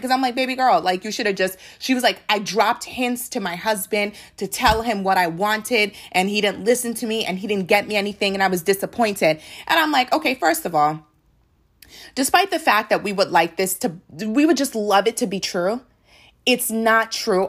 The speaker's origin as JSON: {"language": "English", "country": "Nigeria", "said": "I am a Nigerian"}